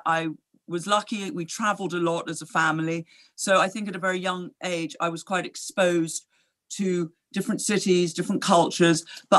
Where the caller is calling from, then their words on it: Switzerland; I'm phoning you from a rather snug office in Switzerland, where I have been based most of this year during the lockdown.